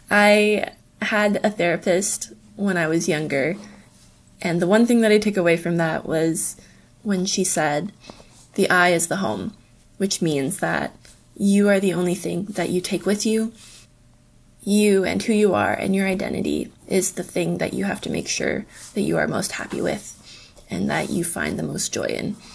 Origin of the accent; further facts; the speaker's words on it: Indonesia; also born or lived in Napanee, Canada; Growing up in Indonesia, home was wherever I was with my family. From there, I would say home evolved into the building that I grew up in, in Napanee.